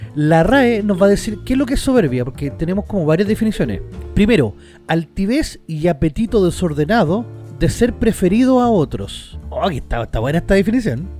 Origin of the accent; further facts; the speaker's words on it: Chile; nosotros los chilenos